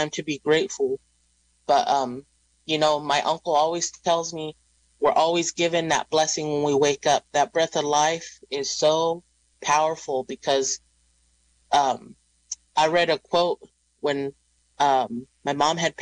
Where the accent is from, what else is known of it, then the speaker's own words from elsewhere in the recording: Round Valley, California, United States; Round Valley. Our valley had a boarding school there on the reservation